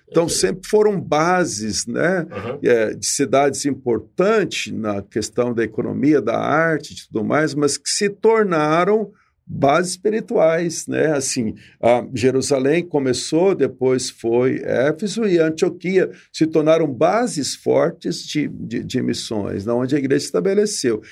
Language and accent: Portuguese; Ribeirão Preto, São Paulo, Brazil; eu sou aqui de Ribeirão Preto